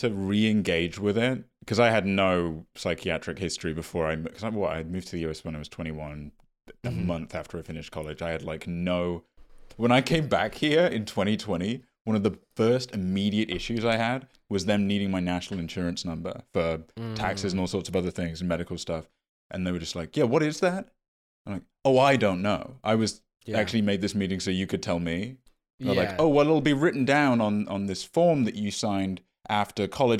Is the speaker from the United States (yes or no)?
yes; Midwest, United States; Dude, feels like a personal attack that you'd assume I'd go to Forest School because I'm from the Midwest.